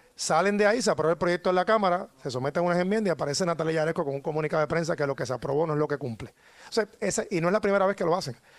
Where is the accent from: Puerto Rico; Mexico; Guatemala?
Puerto Rico; San Juan; como ciudadano, como sanjuanero